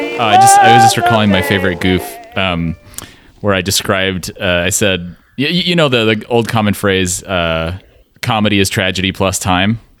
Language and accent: English; West Coast, United States; we're from the West Coast